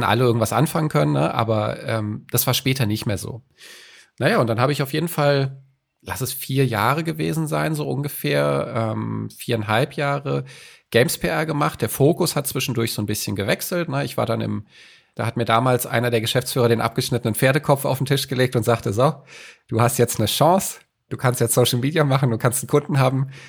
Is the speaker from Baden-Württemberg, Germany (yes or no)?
no; Frankfurt, Hesse, Germany; moved away as an adult; now in Hamburg, Germany; habe ich in meinem Herzen mitgebracht, der wird es nie verlassen.